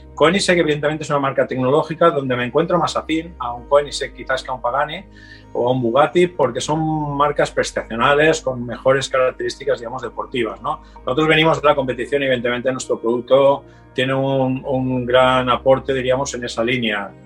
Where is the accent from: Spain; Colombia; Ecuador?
Spain; Torrent, Valencian Community; desde un tallercito pequeño en Torrente, mi ciudad natal en Valencia